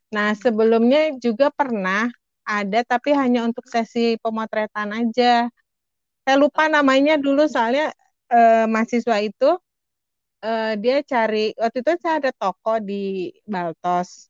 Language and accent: Indonesian; Bandung, West Java, Indonesia; aku kan berasal dari Bandung udah gitu orang Sunda pula.